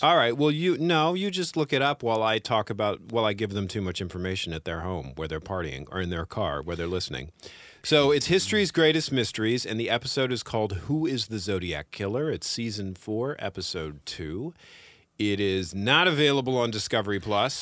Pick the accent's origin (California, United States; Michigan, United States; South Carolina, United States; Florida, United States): California, United States; Northern; also born or lived in San Francisco; I grew up in Northern California